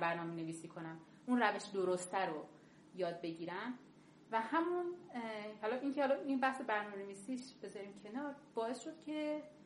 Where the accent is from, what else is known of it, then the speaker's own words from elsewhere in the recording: Kerman, Kerman Province, Iran; moved away as an adult; اتفاقی که توی کرمان حالا من به عنوان یک شهرستانی برای من افتاده بود که من به شدت ضربه شهرستانی بودنم خوردم